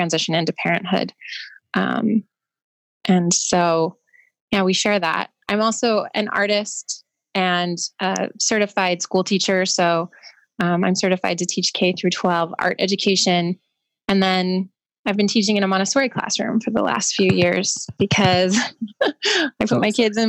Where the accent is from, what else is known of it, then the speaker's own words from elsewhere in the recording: Los Angeles, California, United States; I was born in Los Angeles in 1978